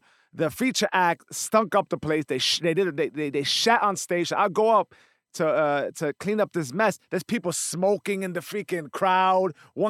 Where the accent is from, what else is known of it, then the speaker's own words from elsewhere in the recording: New York, United States; Why is that? Because I'm a New Yorker?